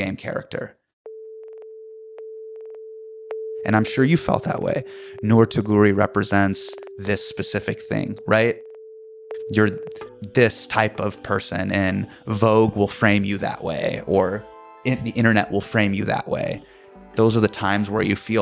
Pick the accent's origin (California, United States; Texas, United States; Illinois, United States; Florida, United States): California, United States; Davis; also born or lived in Sacramento, California; I grew up in Davis. I grew up in Sacramento